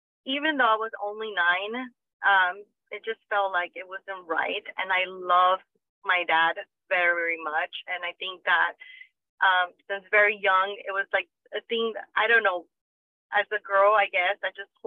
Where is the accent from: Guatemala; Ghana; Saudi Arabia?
Guatemala; moved away; my siblings and I grew up in Guatemala with our grandparents